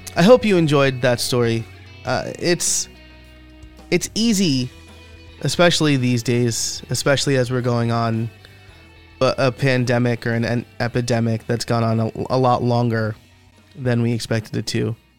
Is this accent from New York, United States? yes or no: yes; Middletown, New York, United States; a local music store in my hometown of Middletown, New York